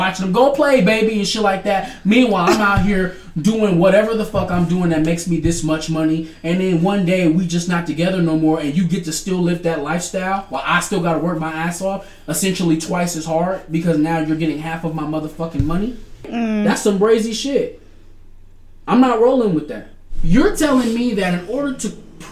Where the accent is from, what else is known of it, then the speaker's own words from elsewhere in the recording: Detroit, Michigan, United States; I'm from the north side. Nigga, I'm from Detroit, Michigan